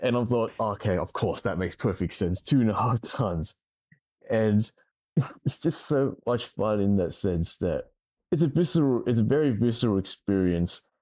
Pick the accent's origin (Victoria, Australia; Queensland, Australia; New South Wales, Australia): New South Wales, Australia; Sydney; from Australia, I'm from Sydney